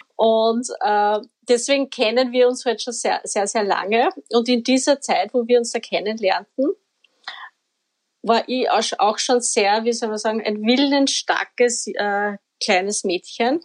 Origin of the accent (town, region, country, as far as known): Upper Austria, Austria; now in Vienna, Austria